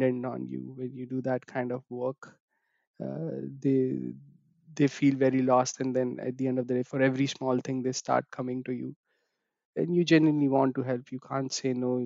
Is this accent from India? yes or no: yes; India; moved away as an adult; now in London, United Kingdom